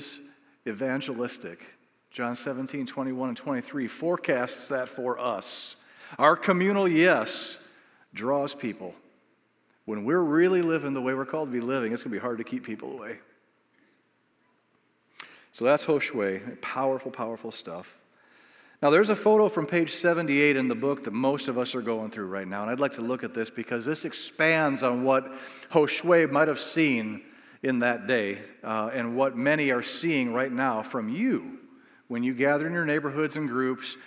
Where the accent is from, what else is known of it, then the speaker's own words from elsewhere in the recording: United States; we're from the United States